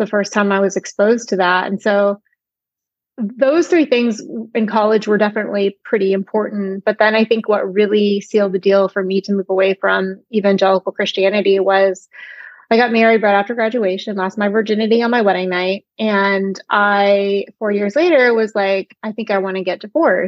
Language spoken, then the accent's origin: English; Alabama, United States; I grew up evangelical in the Deep South in Alabama